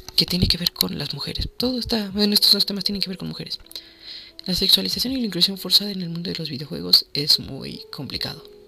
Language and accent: Spanish; Mexico; soy de México